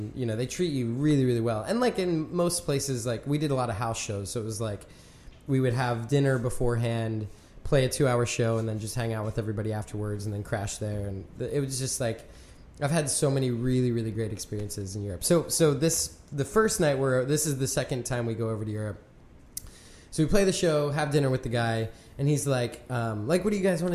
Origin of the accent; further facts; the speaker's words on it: York, Pennsylvania, United States; also born or lived in Bern, Switzerland; now in Philadelphia, United States; My stomping grounds. I'm from York